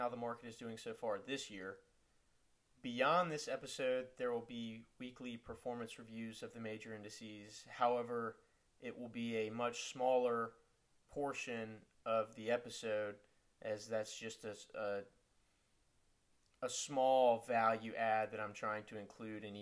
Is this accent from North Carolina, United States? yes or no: yes; North Carolina, United States; my home state of North Carolina